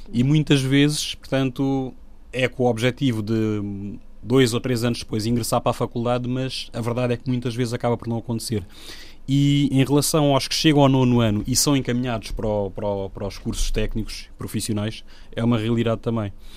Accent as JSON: {"language": "Portuguese", "country": "Guinea-Bissau", "moved": "yes", "lives_now": "Portugal", "said": "eu sou africano, sou guineense, sou, digamos, imigrante cá"}